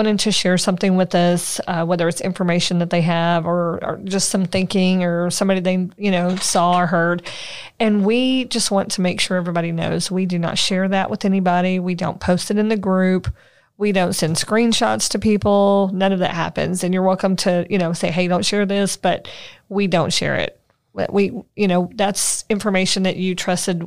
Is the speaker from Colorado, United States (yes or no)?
no; Red Oak, Texas, United States; also born or lived in Waxahachie, Texas; I grew up in Red Oak, and so I live in Ellis County